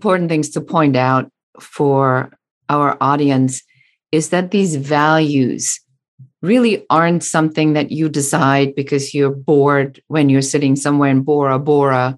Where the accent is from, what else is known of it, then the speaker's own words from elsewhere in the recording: Germany; moved away; I'm original from Germany